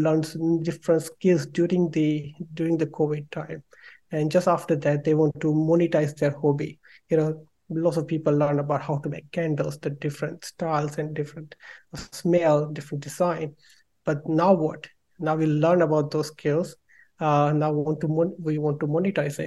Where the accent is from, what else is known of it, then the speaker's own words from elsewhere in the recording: India; moved away as an adult; now in London, United Kingdom; I'm from India and I did my bachelor in mechanical engineering over there